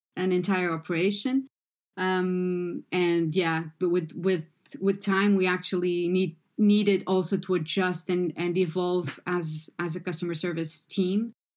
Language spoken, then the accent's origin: English; Portugal; I am Portuguese